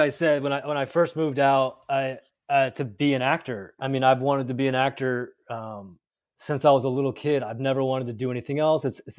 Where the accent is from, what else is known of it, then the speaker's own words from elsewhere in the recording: Pasadena, California, United States; So I was born here in Pasadena, and that's where Focus was started. And so we lived out here.